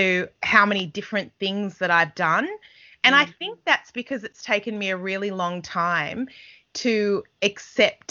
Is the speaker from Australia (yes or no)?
yes; Australia; moved away as an adult; also born or lived in England